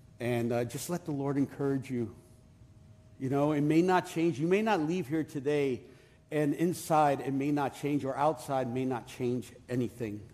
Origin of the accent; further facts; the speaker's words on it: New York City, New York, United States; I am from Brooklyn.